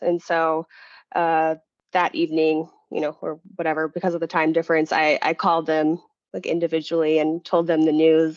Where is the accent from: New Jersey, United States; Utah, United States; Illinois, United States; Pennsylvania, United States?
Utah, United States; also born or lived in Rhode Island; I was born and raised in Utah